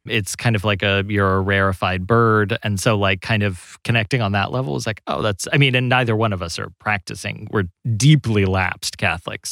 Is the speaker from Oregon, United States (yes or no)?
no; Kentucky, United States; growing up in Kentucky